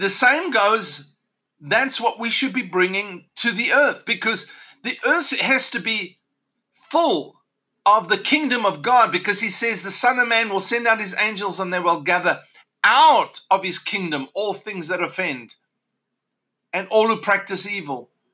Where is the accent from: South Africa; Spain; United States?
South Africa; Growing up in South Africa, of course, I, even though South Africa gained independence the year of my birth